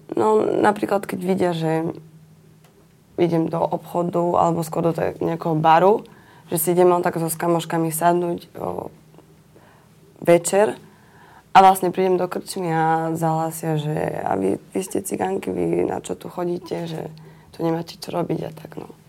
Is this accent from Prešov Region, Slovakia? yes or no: yes; Bystré, Prešov Region, Slovakia; Ja som uh, z Bystreho. To je blízko pri Soli